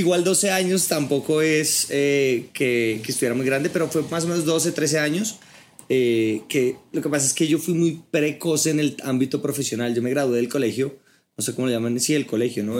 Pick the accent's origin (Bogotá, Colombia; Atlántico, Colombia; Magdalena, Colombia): Bogotá, Colombia; soy bogotano, tengo 34 años